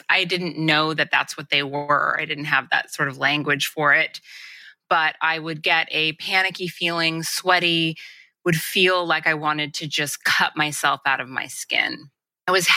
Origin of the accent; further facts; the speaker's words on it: Los Angeles, California, United States; I grew up in Los Angeles